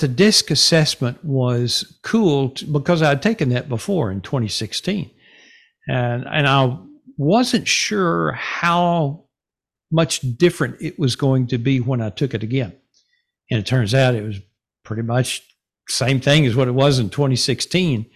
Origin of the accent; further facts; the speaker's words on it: Denison, Texas, United States; moved away as an adult; also born or lived in Garland, Texas / Wylie, Texas / Rockwall, Texas; now in Sachse, United States; I grew up in Denison